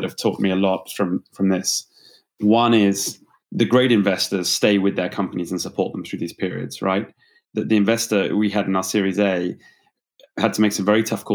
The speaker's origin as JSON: {"language": "English", "country": "United Kingdom", "accent": "British", "moved": "as an adult", "lives_now": "Bay Area, United States", "said": "I'm a Brit by background, as you can tell, perhaps from the accent."}